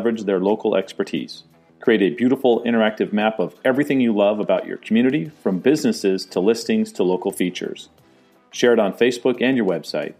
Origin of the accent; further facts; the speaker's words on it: San Diego, California, United States; moved away; San Diego, which is my hometown. I was there for quite a while, 40 years.